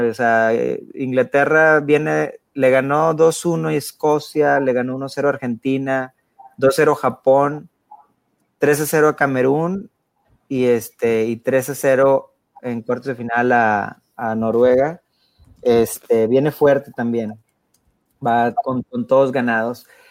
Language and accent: Spanish; Mexico; pues yo soy mexicano